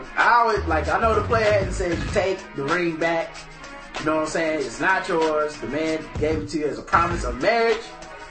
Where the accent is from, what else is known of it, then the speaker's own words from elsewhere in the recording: the South, United States; I know I'm from the South, so it sounds like blind, but blonde.